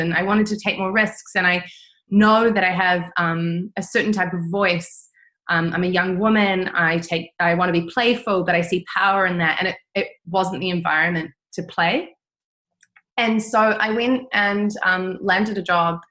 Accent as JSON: {"language": "English", "country": "New Zealand", "tie": "born or raised there", "also_born_or_lived": "Italy / Netherlands", "moved": "as an adult", "said": "growing up in New Zealand"}